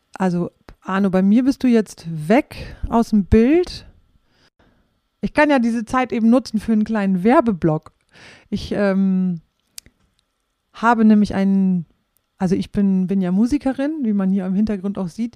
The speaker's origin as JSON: {"language": "German", "town": "Rhauderfehn", "region": "Lower Saxony", "country": "Germany", "tie": "born or raised there", "said": "ich bin in Rauderfeen aufgewachsen und meine Großeltern, die wohnten in Flachsmeer"}